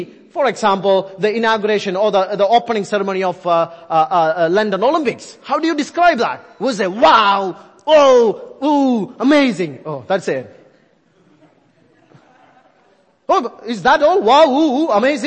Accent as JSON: {"language": "English", "country": "India", "accent": "Indian", "said": "I'm sticking with my Indian accent now"}